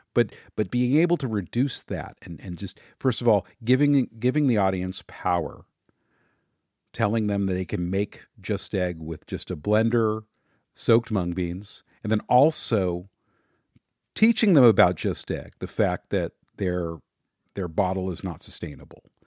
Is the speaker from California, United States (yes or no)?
yes; Los Angeles, California, United States; I grew up in the San Fernando Valley. It's a suburb of Los Angeles.